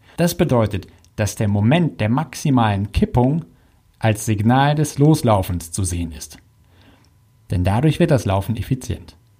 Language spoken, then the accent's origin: German; Hamburg, Germany; bei uns in Hamburg